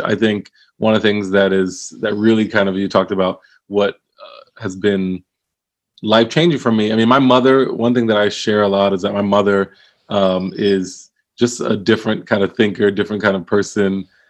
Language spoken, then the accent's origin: English; Willingboro, New Jersey, United States; also born or lived in Philadelphia; So I was born in Philadelphia, but born in Philadelphia and then moved pretty early to Willingboro, New Jersey, so southern New Jersey.